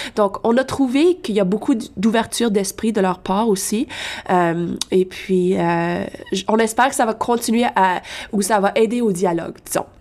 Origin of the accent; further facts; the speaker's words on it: Lafontaine, Ontario, Canada; dans ma région, je viens de La Fontaine